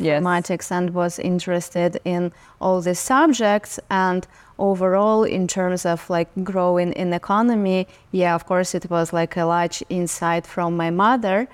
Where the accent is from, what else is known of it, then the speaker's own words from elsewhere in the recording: Saint Petersburg, Russia; now in New York, United States; I was born and raised in Russia. I lived in Saint Petersburg, which is second largest city in Russia.